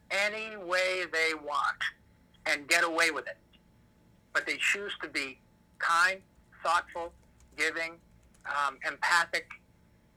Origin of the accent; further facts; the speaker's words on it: Michigan, United States; my sports hero growing up in Michigan was Gordie Howe